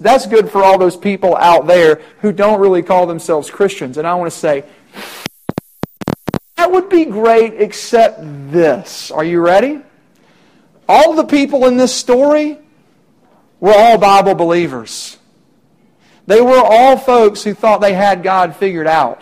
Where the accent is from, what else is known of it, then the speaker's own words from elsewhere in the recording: Middle Tennessee, United States; I'm from Middle Tennessee